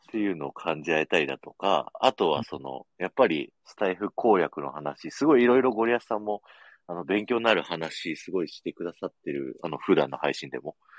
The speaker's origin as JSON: {"language": "Japanese", "region": "Aichi", "country": "Japan", "said": "僕、愛知県民なのに"}